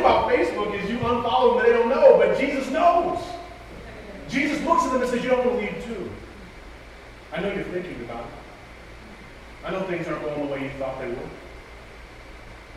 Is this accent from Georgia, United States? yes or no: no; New York, United States; moved away as an adult; also born or lived in Raleigh, North Carolina; I'm from New York, and so I'm used to people being a little bit more open and free